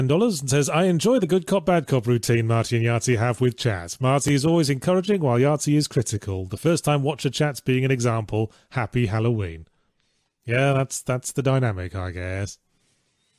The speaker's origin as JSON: {"language": "English", "region": "England", "country": "United Kingdom", "tie": "born or raised there", "said": "That was my experience growing up in England"}